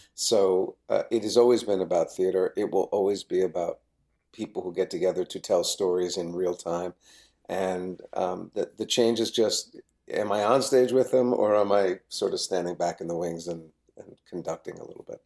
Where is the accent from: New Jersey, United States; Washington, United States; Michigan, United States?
New Jersey, United States; I, I grew up in New Jersey.